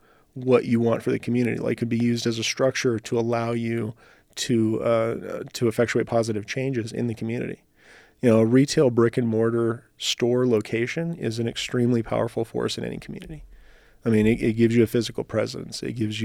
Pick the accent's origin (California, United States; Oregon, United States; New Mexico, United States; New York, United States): New Mexico, United States; also born or lived in Los Angeles; now in Reno, United States; So, you know, growing up in New Mexico, living in LA, joining the Army, like all the different things that I'd done, I'd been kind of a nomad.